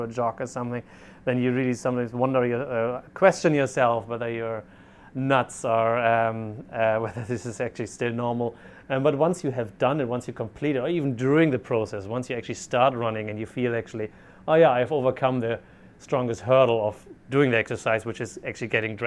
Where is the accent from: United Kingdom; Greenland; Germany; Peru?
Germany; moved away as an adult; I'm originally from Germany